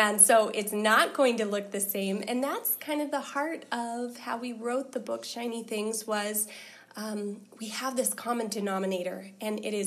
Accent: Portland, Oregon, United States; moved away as an adult; now in Alaska, United States; I grew up actually in the Pacific Northwest around the Portland area

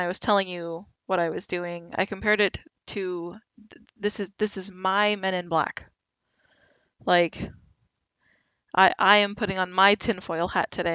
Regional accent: United States; I'm American

